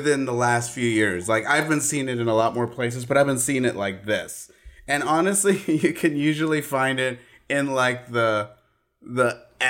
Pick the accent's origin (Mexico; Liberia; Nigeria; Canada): Mexico; Mexico City; Apple soda that I grew up with in Mexico. Because my childhood was in Mexico City.